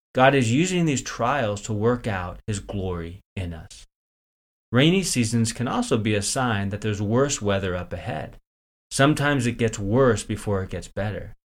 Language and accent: English; Northern California, United States; I grew up in Northern California